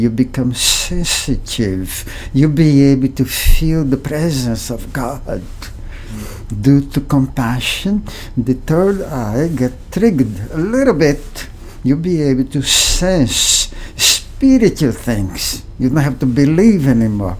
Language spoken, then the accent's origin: English; Brazil; moved away; I was born in Brazil in 1939.